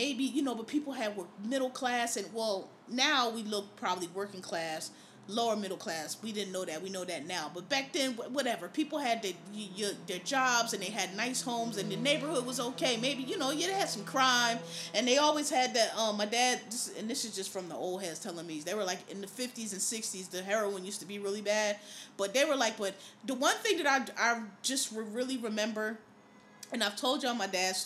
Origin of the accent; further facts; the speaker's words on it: Philadelphia, Pennsylvania, United States; the part of Philadelphia that I'm from, if you know Philadelphia, you'll know, I'm from East Oak Lane, West Oak Lane, Mount Airy, that area of the city